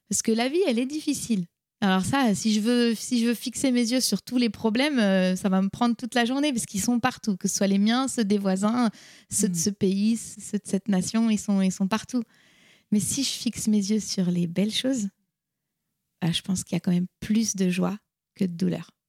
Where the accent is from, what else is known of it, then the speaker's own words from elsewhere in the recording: France; also born or lived in United States / India; Je suis française, mais mon père est italien